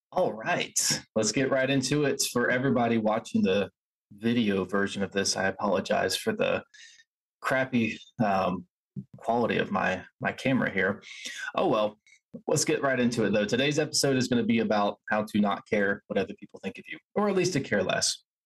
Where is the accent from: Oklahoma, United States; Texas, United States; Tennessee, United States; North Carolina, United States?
North Carolina, United States; Asheville; I grew up in Asheville